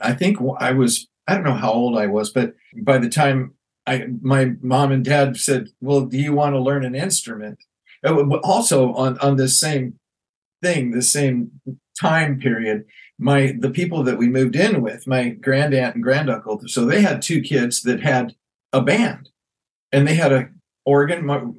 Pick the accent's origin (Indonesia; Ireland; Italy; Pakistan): Ireland; And I thought, growing up in Ireland, you didn't get forced to play violin another way.